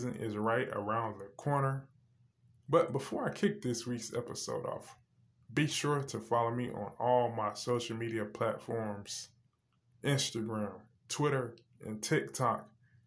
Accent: North Carolina, United States; my home state of North Carolina

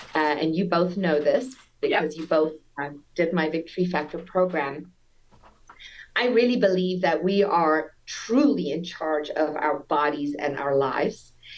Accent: South Africa; now in United States; Yes, so I'm born and raised in South Africa. You might detect a little accent, but that's already Americanized a lot. I've been here for 23 years.

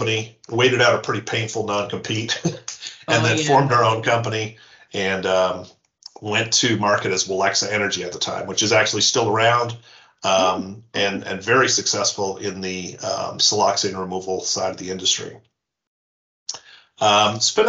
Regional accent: Newfoundland and Labrador, Canada; moved away; also born or lived in Yukon / Calgary, Alberta / Montreal; I was born in the Yukon and I grew up in Newfoundland.

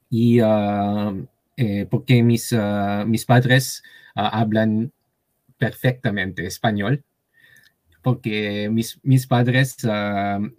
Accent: Japan; Spanish is a second language; now in Tokyo, Japan; soy japonés y vivo aquí en Tokio.

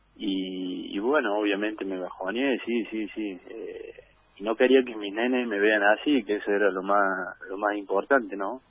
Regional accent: Jesús María, Córdoba, Argentina; Acá en Jesús María, en, en mi ciudad natal

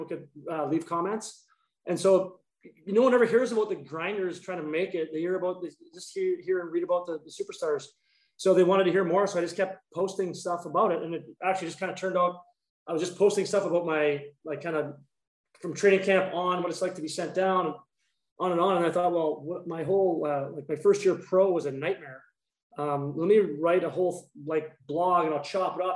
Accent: Dryden, Ontario, Canada; moved away; we grew up in Dryden, Ontario

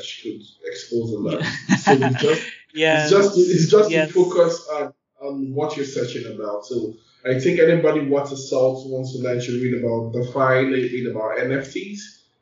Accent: Nigeria; being a Nigerian, like I take more in Africa and Nigeria than any other place

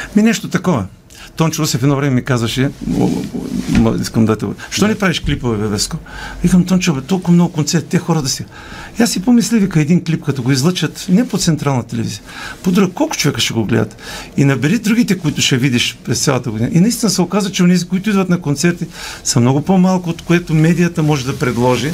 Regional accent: Polski Trambesh, Veliko Tarnovo Province, Bulgaria; also born or lived in Razlog; now in Sofia, Bulgaria; моя роден град Полски Тръмбеш

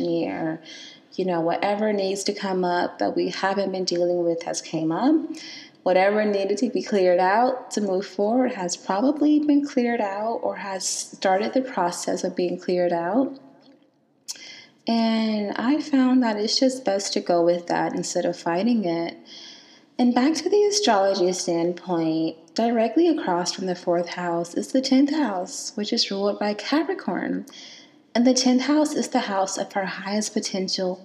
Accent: Selma, Alabama, United States; moved away; I was born and raised in Selma, Alabama

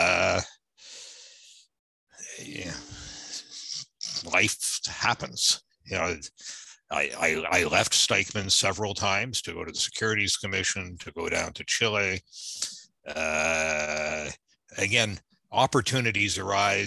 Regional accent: Canada; also born or lived in Norfolk, Virginia, United States; I'm from Virginia, Norfolk, Virginia. My folks moved to Canada when I was young. So I went to school in Canada.

